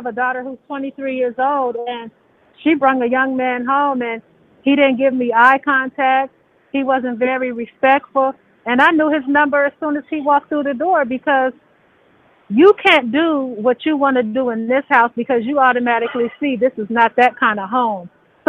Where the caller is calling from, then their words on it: Las Vegas, Nevada, United States; I'm calling from Las Vegas.